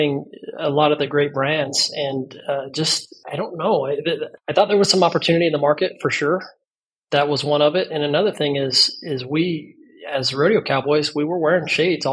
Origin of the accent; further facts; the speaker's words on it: Las Vegas, Nevada, United States; I was born and raised in Las Vegas